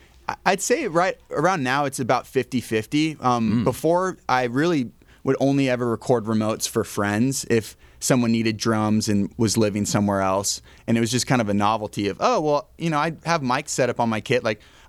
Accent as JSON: {"language": "English", "town": "Nashville", "region": "Tennessee", "country": "United States", "also_born_or_lived": "Northwest US / Colorado", "said": "So I feel like as an adult, I'm from Nashville, but as like a whole person, I guess kind of Northwest, kind of Colorado. It's all over the place, to be honest."}